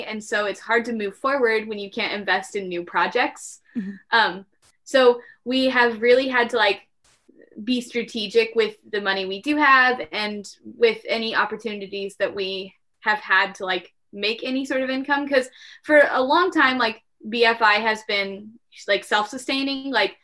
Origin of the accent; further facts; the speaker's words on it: Midwest, United States; we're from the Midwest. Yeah, so we were like born and bred to apologize